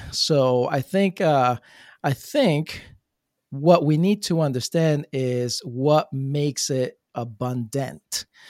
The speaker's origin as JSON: {"language": "English", "region": "New Jersey", "country": "United States", "moved": "as an adult", "lives_now": "Florida, United States", "said": "I come from Jersey"}